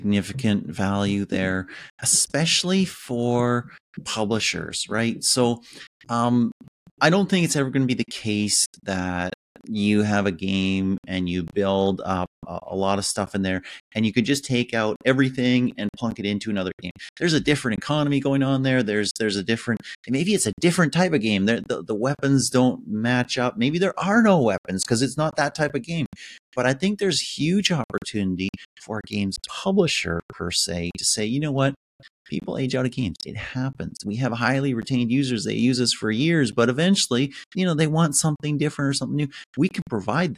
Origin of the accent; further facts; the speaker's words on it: Canada; as a Canadian